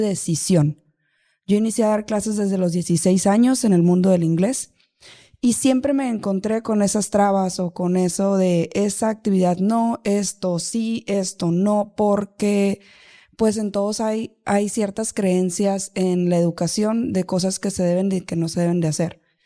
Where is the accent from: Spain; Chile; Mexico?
Mexico; Los Mochis, Sinaloa; now in Hermosillo, Mexico; soy de Los Mochis, Sinaloa, yo no soy de acá, de Hermosillo, de Sonora